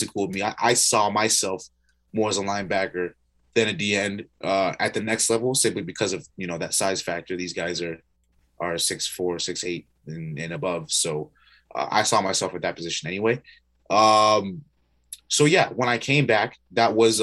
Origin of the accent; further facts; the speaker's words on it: Burlington, Ontario, Canada; I'm from Burlington, Ontario